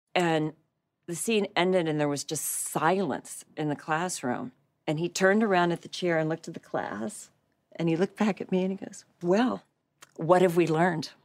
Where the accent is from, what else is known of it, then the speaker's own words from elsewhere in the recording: Western Pennsylvania, United States; moved away; I grew up in the teeniest little town in Pennsylvania